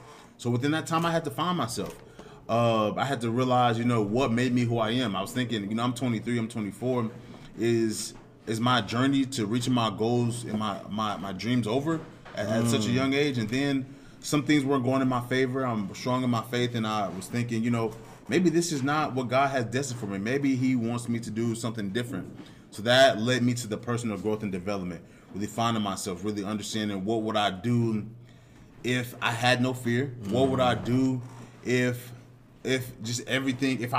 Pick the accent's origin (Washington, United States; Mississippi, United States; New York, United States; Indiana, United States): Indiana, United States; Indianapolis; I'm from Indianapolis, Indiana. I went to Warren Central High School